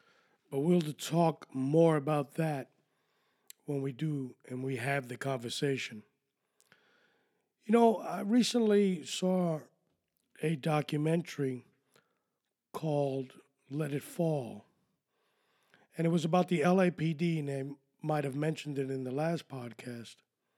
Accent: Miami, Florida, United States; Who are you fooling? I'm from Miami. I know exactly what I want.

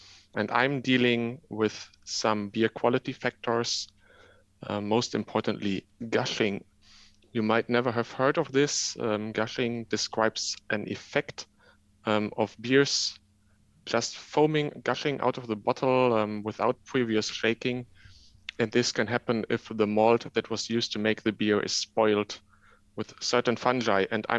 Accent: Germany; English is a second language; moved away as an adult; now in Leuven, Belgium; I'm originally from Germany, but now living in Belgium.

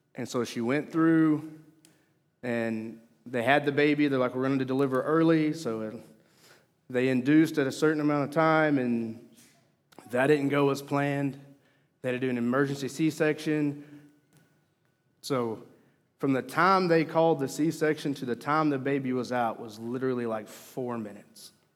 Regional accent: Mena, Arkansas, United States; I grew up in Mena, Arkansas. And being from the South

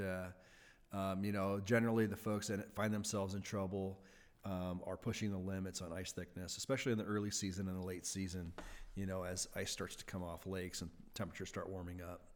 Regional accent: Wisconsin, United States; moved away as an adult; now in Idaho, United States; I grew up in Wisconsin, uh, back in the Midwest

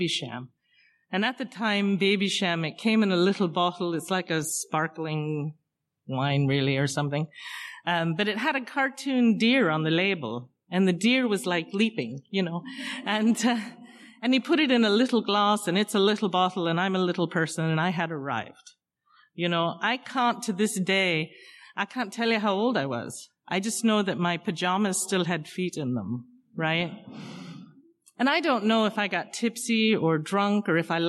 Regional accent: London, United Kingdom; moved away; also born or lived in Hartford, Connecticut / Hamden, Connecticut; I was born in London, in case you were wondering. I grew up in a pub.

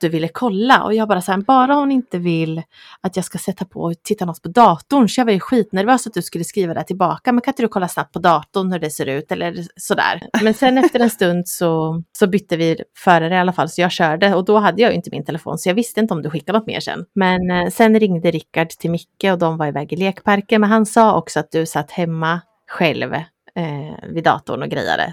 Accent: Östergötland, Sweden; accent: Östgötska

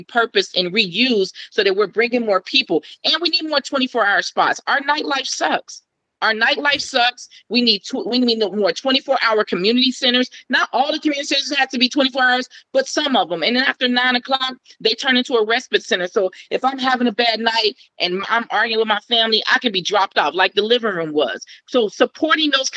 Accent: Cincinnati, Ohio, United States; I'm from Cincinnati. I'm from over the Rhine

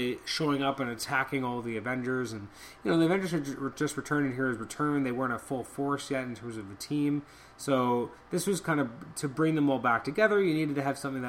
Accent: Canada; I'm extremely Canadian

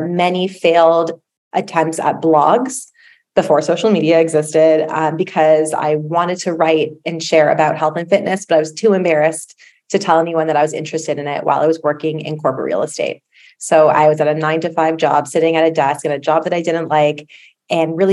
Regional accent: Toronto, Ontario, Canada; I am from Toronto.

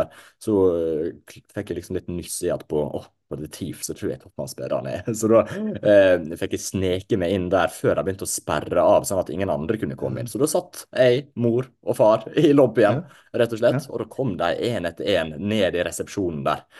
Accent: Ålesund, Møre og Romsdal, Norway; jeg er jo fra, eh, ikke så langt fra Ålesund, jeg er født i Ålesund

